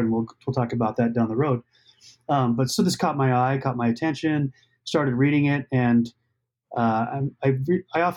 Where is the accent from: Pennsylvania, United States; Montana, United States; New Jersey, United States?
Montana, United States; moved away as an adult; also born or lived in Minneapolis; I grew up in Montana.